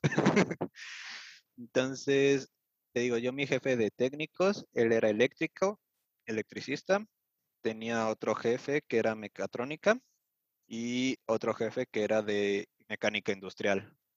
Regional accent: Mexico City, Mexico; moved away as an adult; now in Germany; yo soy originario de la Ciudad de México

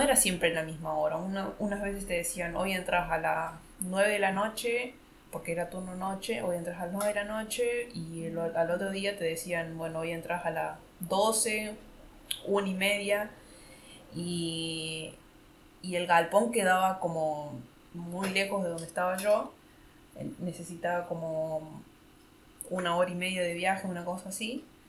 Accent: Córdoba, Argentina; moved away as an adult; now in Berlin, Germany; que soy de Argentina

